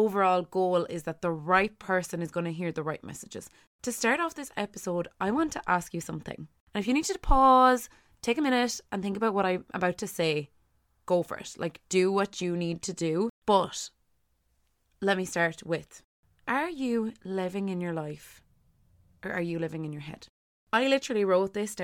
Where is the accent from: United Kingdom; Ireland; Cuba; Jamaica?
Ireland; as Irish people